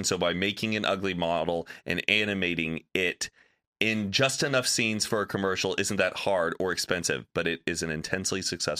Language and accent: English; the South, United States; I'm from the South, and I feel like they would hype it up that it's going to stick every time